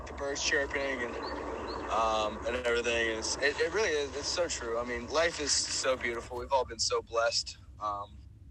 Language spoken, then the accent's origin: English; South Carolina, United States; now in Atlanta, United States; I'm originally from South Carolina, so it's pretty warm there, like, year round